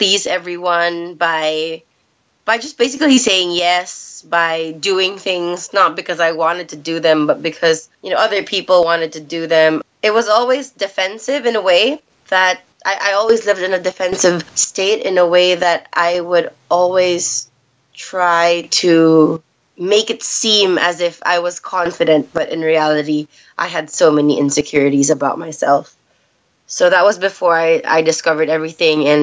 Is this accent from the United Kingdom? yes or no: no; Philippines; also born or lived in United States; I basically grew up in the Philippines. I was born in the States, grew up here